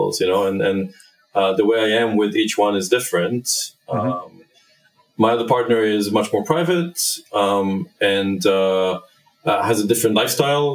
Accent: Israel; moved away; back in my home country, Israel, where I grew up

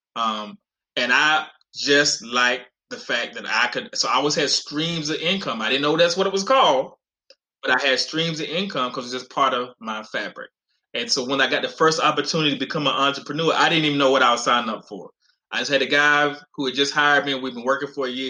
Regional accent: North Carolina, United States; now in Texas, United States; I grew up in North Carolina in in, in living in trailers on welfare

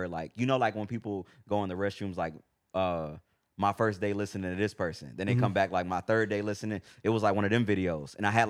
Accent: San Antonio, Texas, United States; also born or lived in Houston; I grew up in San Antonio and Houston.

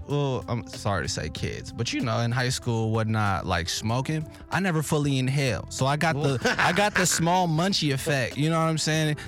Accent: Berkeley, California, United States; moved away as an adult; now in Los Angeles, United States; I'm from Berkeley, up north.

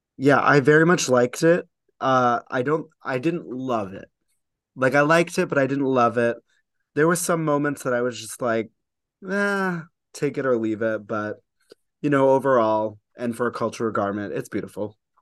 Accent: United States; as an American, it's, I, I like being American.

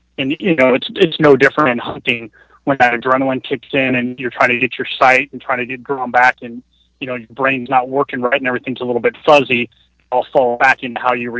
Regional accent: Denver, Colorado, United States; moved away as an adult; now in Alaska, United States; I was born in Denver, Colorado, and I lived there the majority of my life until I left for the Army shortly after my 19th birthday.

